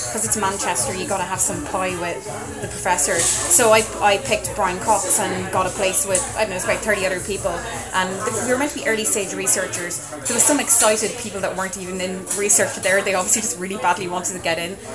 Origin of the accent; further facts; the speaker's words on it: Dublin, Leinster, Ireland; I'm from Dublin